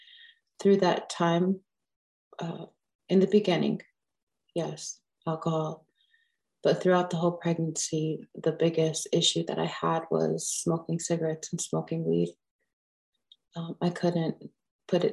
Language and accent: English; Pine Ridge, South Dakota, United States; I was born and raised in Pine Ridge.